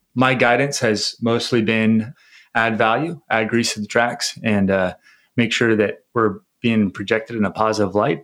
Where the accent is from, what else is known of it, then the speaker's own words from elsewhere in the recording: San Diego, California, United States; I was born and raised in San Diego, uh, California